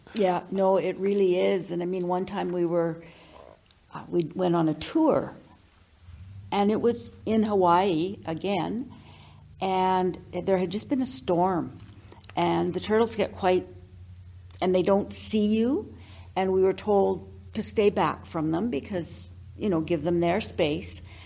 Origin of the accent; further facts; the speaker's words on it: Victoria, British Columbia, Canada; moved away as an adult; now in Fort St. John, Canada; born and raised in Victoria, lived there all of my years until uh, I uh, got married